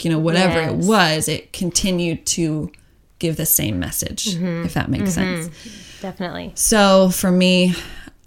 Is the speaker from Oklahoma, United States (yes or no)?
yes; Oklahoma City, Oklahoma, United States; moved away as an adult; born and raised in Oklahoma, one of six kids